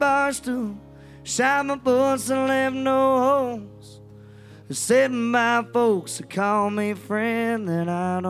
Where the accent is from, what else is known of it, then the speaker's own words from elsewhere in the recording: Nashville, Arkansas, United States; I came from Nashville, Arkansas, I came to Nashville, Tennessee, and went down to Broadway for the first time, being 21